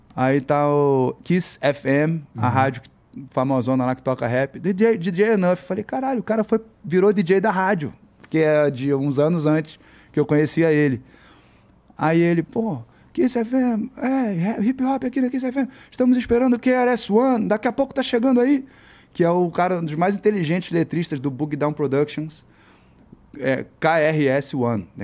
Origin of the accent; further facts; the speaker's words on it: Brazil; eu sou do Brasil, pô, eu faço letra, moleque, 17 anos, 16 anos